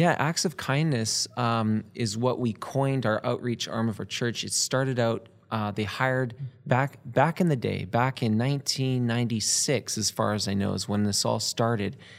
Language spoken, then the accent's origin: English; Canada; we're from Canada.